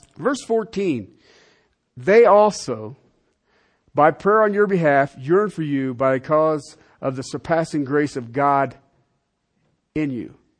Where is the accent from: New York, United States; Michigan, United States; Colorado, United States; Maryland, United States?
Colorado, United States; I'm from in Colorado